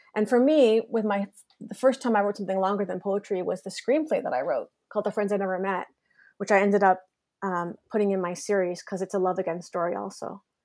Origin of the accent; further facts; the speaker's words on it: Canada; also born or lived in Kingston / Toronto; now in Montreal, Canada; I'm really proud Canadian